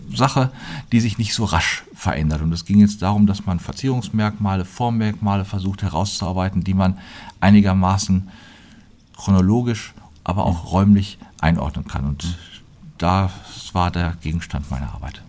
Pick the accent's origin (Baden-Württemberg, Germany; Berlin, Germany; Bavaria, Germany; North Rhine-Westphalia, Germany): North Rhine-Westphalia, Germany; Plettenberg; moved away as an adult; also born or lived in Münster; now in Fulda, Germany; ich bin Sauerländer